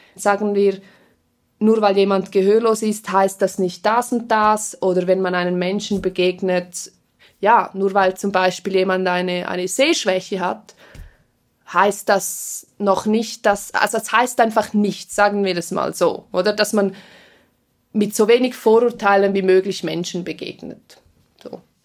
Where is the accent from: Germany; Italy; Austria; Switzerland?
Switzerland; Engadin, Graubünden; first language Swiss German Sign Language; auch mit Deutsch, auch mit Rätromanisch, weil wir ja aus dem Engadin sind